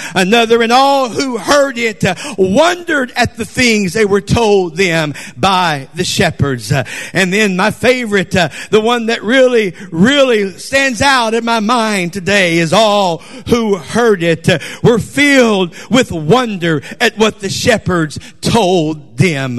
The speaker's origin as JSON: {"language": "English", "town": "Conroe", "region": "Texas", "country": "United States", "said": "I'm from Texas in Conroe"}